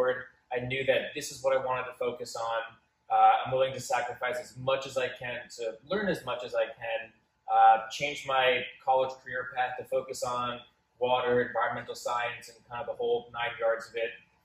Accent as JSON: {"language": "English", "town": "Scotch Plains", "region": "New Jersey", "country": "United States", "tie": "born or raised there", "said": "I'm originally from Union County or Scotch Plains"}